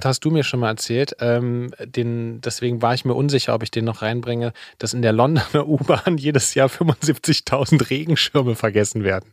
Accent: Saxony, Germany; now in Berlin, Germany; ich bin ja in Sachsen zur Schule gegangen

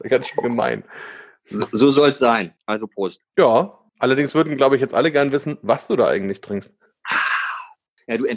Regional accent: Bamberg, Bavaria, Germany; Also, als ich jung war, äh, da war das ja in Bamberg noch so, dass jede Bamberger Familie sich mit irgendeiner Brauerei ähm, praktisch verbunden gefühlt hat

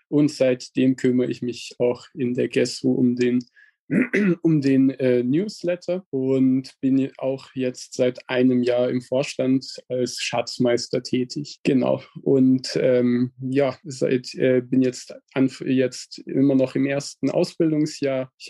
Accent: Ulm, Baden-Württemberg, Germany; ich komme aus Ulm

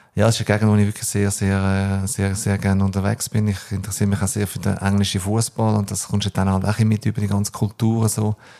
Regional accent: Switzerland; also born or lived in New Zealand / Australia; ist die Schweiz für mich meine Heimat

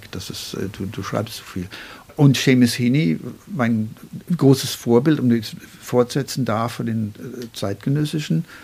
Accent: Northern Ireland, United Kingdom; German is a second language; Ich bin hauptsächlich Ihre. Aber in Irland komme ich auch aus dem Norden.

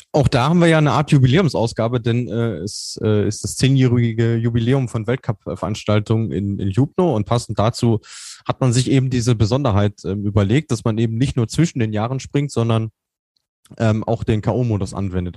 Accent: North Rhine-Westphalia, Germany; ich komme aus Ostwestfalen, da ist man ein bisschen reservierter

